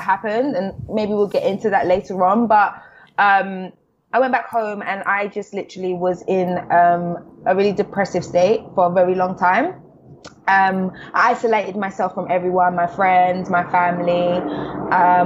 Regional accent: London, United Kingdom; I'm from the South. So, I'm from the South of London

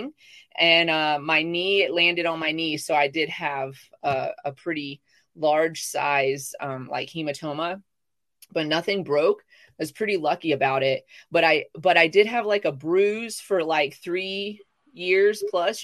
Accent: the South, United States; moved away; I'm from the South

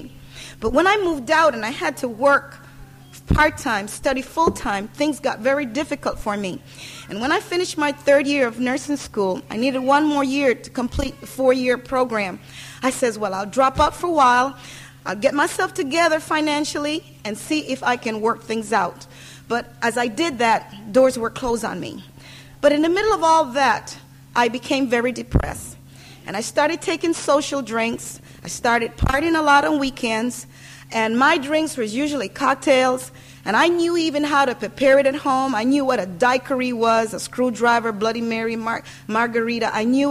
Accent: Panama; now in United States; I was born in Panama, as the pastor says, and that's where I grew up.

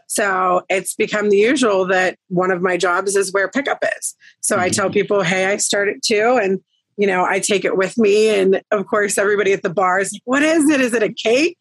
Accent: Greensburg, Pennsylvania, United States; moved away as an adult; now in Irwin, United States; I am originally from the Greensburg area. I was there for about, I'd say, 16, 17 years.

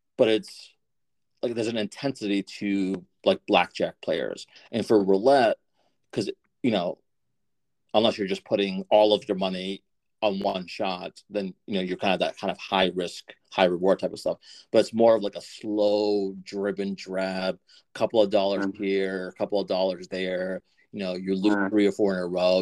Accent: Methuen, Massachusetts, United States; I grew up in Methuen, so Salem, New Hampshire

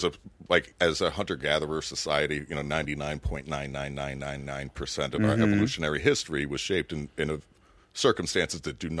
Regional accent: Miami, Florida, United States

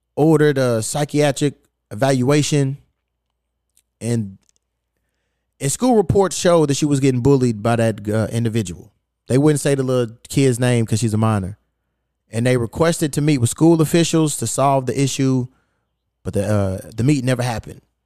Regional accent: Louisville, Kentucky, United States; now in Los Angeles, United States; my hometown of Louisville, Kentucky

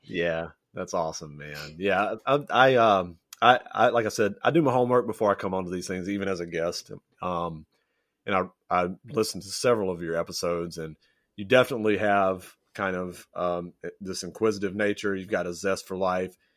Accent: Louisiana, Texas, United States; moved away as an adult; now in Japan; I grew up in, I grew up in Louisiana, lived in Texas, went to high school and college there, and most of my family is still in Texas

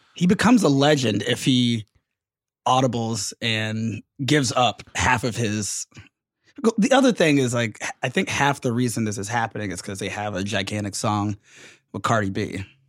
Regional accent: Atlanta, Georgia, United States; everyone's still coming to my hometown

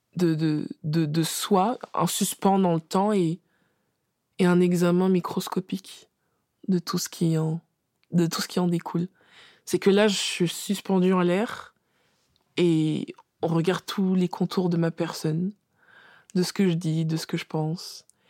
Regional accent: France; on est française de naissance

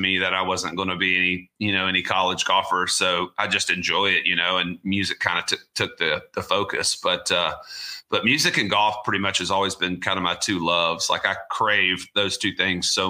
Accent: Augusta, Georgia, United States; I grew up in Augusta, Georgia.

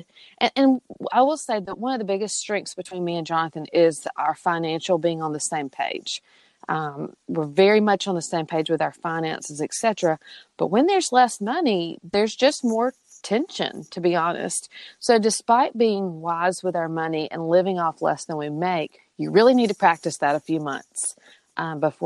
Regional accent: Mississippi, United States; also born or lived in Georgia; I'm from Mississippi. So yes, you can probably hear it in my accent as well

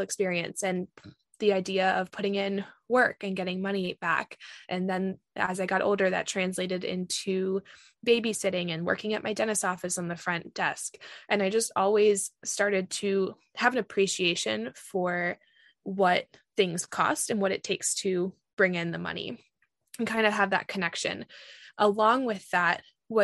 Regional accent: Virginia, United States; growing up in Virginia

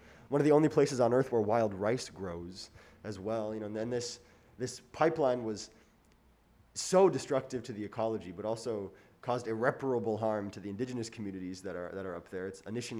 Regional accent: Minnesota, United States; I'm from Minnesota.

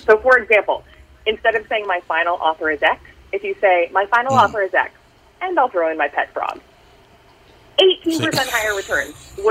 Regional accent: Minnesota, United States; I am from Minnesota, 60% of your audience, I think, is as well.

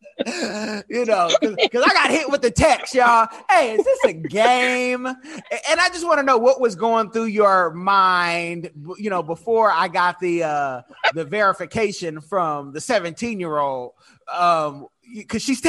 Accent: Oakland, California, United States; now in Seattle, United States; I'm from Oakland, but... Well, you know, I'm from the Bay Area, California.

